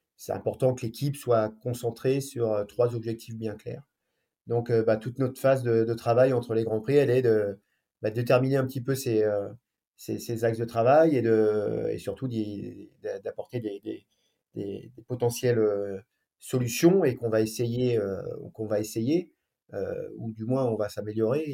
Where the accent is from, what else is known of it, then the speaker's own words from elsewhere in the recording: France; chez nous en France